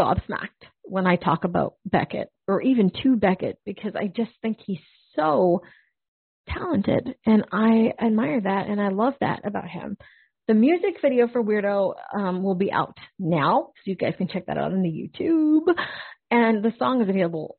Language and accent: English; Canada; as a Canadian, grew up listening